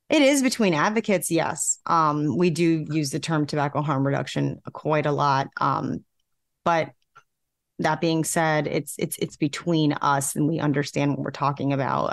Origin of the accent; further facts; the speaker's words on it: New York, United States; moved away as an adult; now in South Carolina, United States; I'm from New York. Um, most of my friends and family still live in New York